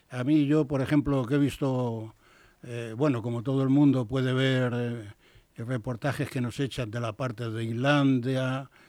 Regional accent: Saltillo, Coahuila, Mexico; vengo desde la ciudad de Saltillo, que es una de las ciudades allí. Dice, hombre, pertenece al estado de Coahuila.

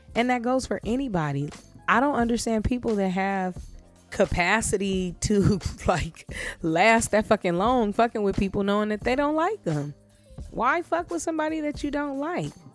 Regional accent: Los Angeles, California, United States; I was born and raised in Los Angeles, California. I'm a full fledged LA native

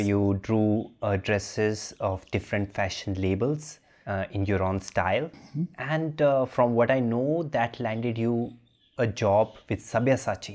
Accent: Jammu, Jammu and Kashmir, India; I come from Jammu and mm-hmm. uh, Sikhs from Jammu are much more conservative than Sikhs from Punjab

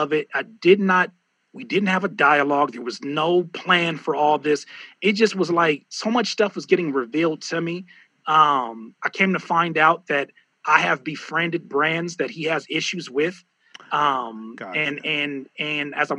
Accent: Southern California, United States; we're from Southern California

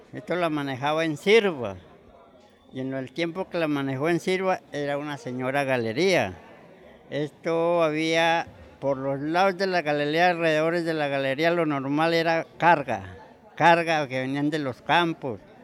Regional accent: Nariño, Colombia; now in Cali, Colombia; Yo soy de Nariño, a Nariño.

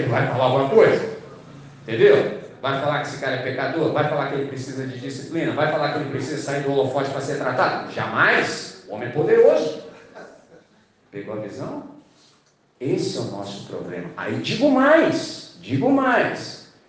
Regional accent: Brazil; nós que somos brasileiros

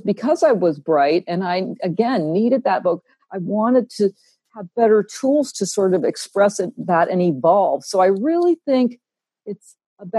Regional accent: Vermont, United States; I'm from Vermont

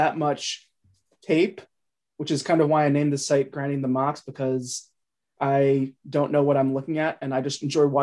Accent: Cincinnati, Ohio, United States; moved away; I'm from Cincinnati originally

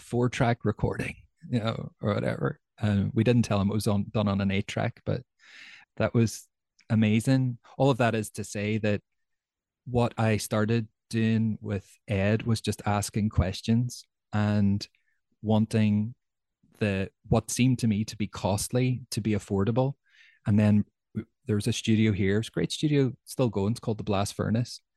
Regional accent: Derry, Northern Ireland, United Kingdom; I'm from Derry

